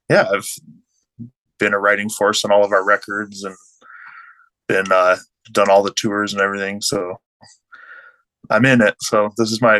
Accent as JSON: {"language": "English", "town": "Tucson", "region": "Arizona", "country": "United States", "tie": "born or raised there", "said": "I grew up in Tucson"}